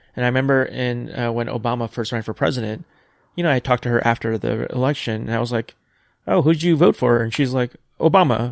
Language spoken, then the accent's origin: English; New York, United States; moved away; also born or lived in South Korea / Pacific Northwest; growing up on the East Coast in New York, like the humid summers